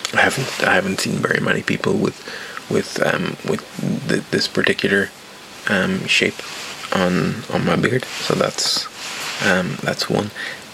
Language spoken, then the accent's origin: English; Ireland; Oh, I'm Irish, but I don't have a very strong accent, and I don't drink alcohol.